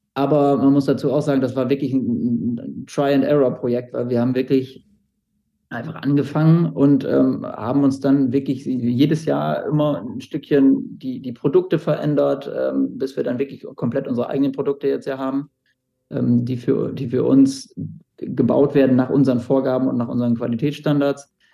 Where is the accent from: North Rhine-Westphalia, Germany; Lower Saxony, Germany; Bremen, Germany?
Bremen, Germany; ich bin Bremer